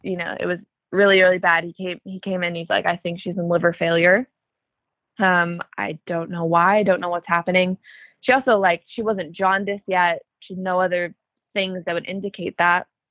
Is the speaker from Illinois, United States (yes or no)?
yes; Chicago, Illinois, United States; also born or lived in Los Angeles; I'm from Chicago. Um, I lived in LA at one point. Went back to Chicago